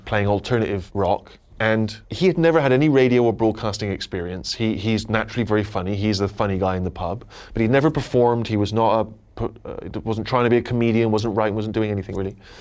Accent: Southern England, United Kingdom; accent: working class Southern English; I have a very regional, parochial accent, which if you were from England, you'd identify as being quite a working class Southern English accent

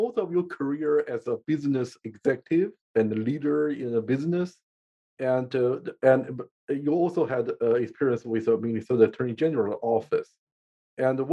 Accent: China; moved away as an adult; now in United States; I grew up in China

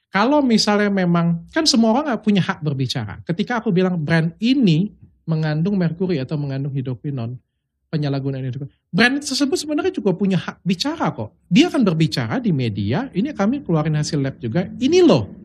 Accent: Palembang, South Sumatra, Indonesia; Karena aku kan bukan orang Jakarta, aku kan hmm. orang Palembang.

